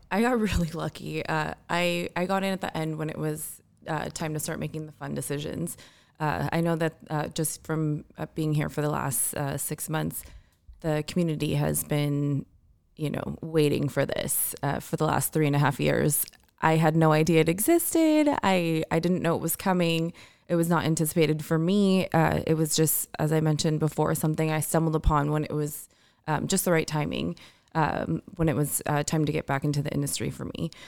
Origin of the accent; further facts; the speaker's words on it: Orange County, California, United States; I grew up in Orange County